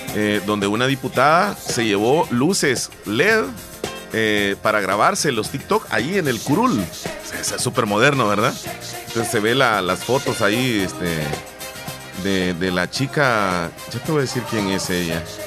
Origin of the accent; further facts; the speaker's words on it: El Salvador; aquí en El Salvador